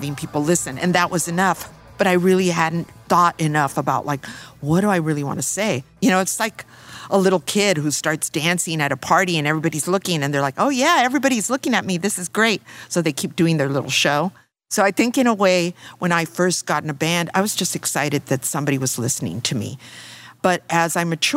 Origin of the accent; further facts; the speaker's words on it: Los Angeles, California, United States; I grew up in East